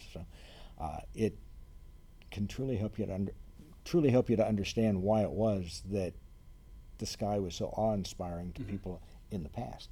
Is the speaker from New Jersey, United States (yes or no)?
no; Ohio, United States; moved away as an adult; also born or lived in Reno, Nevada; now in Lafayette, United States; I grew up in Ohio.